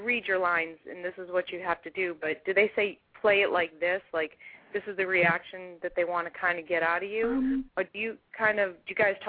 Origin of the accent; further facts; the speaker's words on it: Boston, Massachusetts, United States; now in Texas, United States; I'm here in Texas, but I grew up in Boston